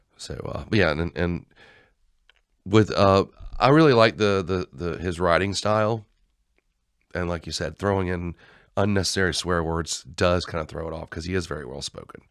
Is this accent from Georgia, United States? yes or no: yes; Georgia, United States; we're from Georgia.